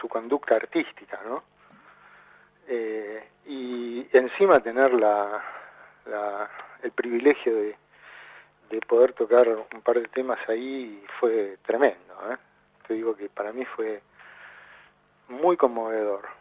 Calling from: Buenos Aires, Argentina; quiero mandarle a Mamá Rock un saludo desde Buenos Aires.

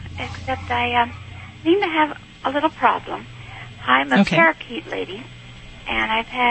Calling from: Spokane, Washington, United States; Spokane, Washington.

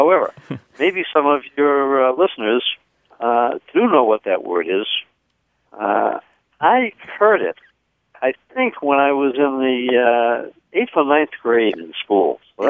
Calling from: Escondido, California, United States; I'm calling from Escondido, California.

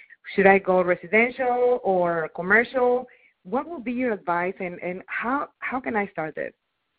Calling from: Austin, Texas, United States; I'm calling from Austin, Texas.

